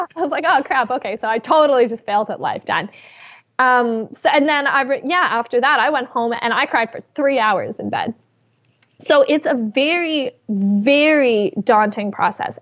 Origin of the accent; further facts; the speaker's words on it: Canada; I am Canadian